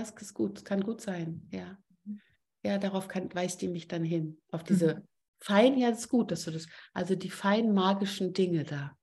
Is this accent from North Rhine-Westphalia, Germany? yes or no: no; Berlin, Germany; accent: Berliner Klappe; komme ich noch aus Berlin und habe manchmal auch eine irre Berliner Klappe